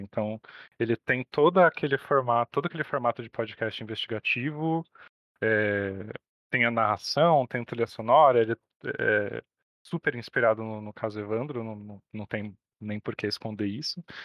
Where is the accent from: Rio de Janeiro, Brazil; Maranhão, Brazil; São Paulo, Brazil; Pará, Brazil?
São Paulo, Brazil; nós dois somos de São Paulo